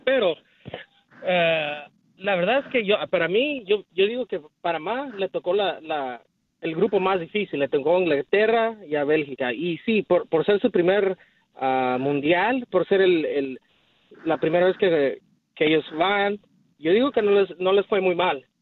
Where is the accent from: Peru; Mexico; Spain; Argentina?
Mexico; yo soy mexicano